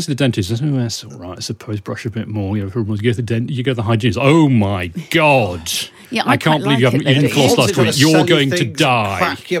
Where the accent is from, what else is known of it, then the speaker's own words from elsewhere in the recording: Northumberland, North East England, United Kingdom; I'm from Northumberland.